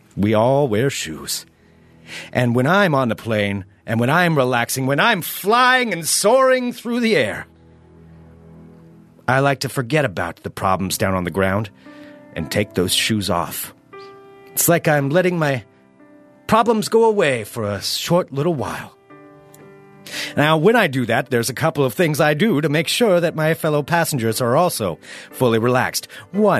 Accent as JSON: {"language": "English", "country": "United States", "said": "as an American"}